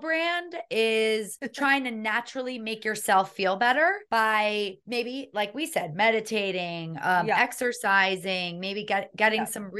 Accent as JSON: {"language": "English", "town": "Miami", "region": "Florida", "country": "United States", "tie": "born or raised there", "said": "I don't know about in your household, but I grew up in a house where everybody got shit done. Living in Miami."}